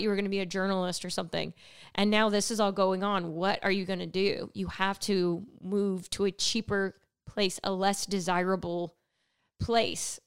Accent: California, United States; I grew up in California

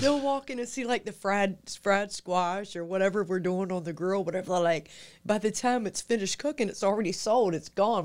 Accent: Chesapeake, Virginia, United States; the section of Indian River, where I was actually born and raised

